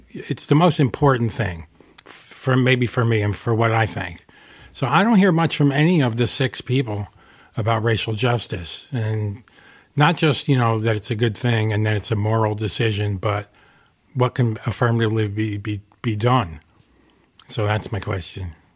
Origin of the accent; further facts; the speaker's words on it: Newburgh, New York, United States; also born or lived in Gardiner, New York / New Paltz, New York / Albany, New York; now in Kingston, United States; I'm a lifelong area resident. I was born in Newburgh.